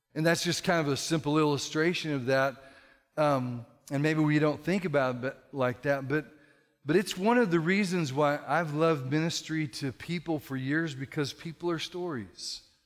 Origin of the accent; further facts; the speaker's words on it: California, United States; moved away as an adult; now in Texas, United States; I'm a Californian in Texas